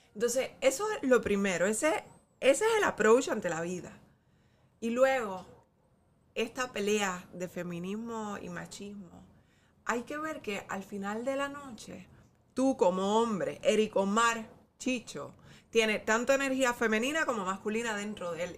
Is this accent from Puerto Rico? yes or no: yes; Puerto Rico; Nosotros somos puertorriqueños